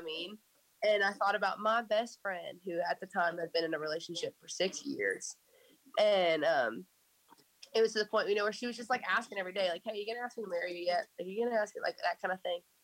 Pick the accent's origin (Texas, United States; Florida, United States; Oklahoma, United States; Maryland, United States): Oklahoma, United States; just outside of Tulsa; moved away as an adult; now in Nashville, United States; I grew up um, just outside of Tulsa.